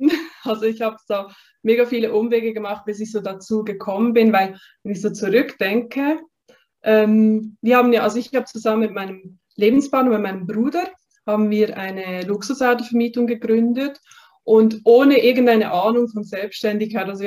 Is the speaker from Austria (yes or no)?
no; Basel, Basel-Stadt, Switzerland; also ich bin in Basel aufgewachsen, in der Region. Und ich hatte da immer so das Gefühl gehabt, dass da noch mehr auf mich wartet.